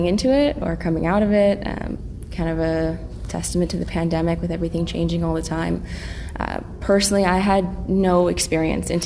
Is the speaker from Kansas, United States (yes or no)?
no; Eugene, Oregon, United States; I grew up in Eugene